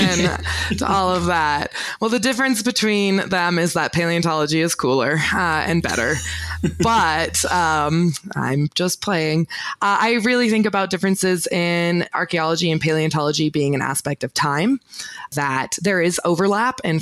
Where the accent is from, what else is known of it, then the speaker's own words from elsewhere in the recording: Oregon, United States; moved away as an adult; also born or lived in Utah; now in Bozeman, United States; I was born in Utah, actually, but I moved to Oregon when I was about 5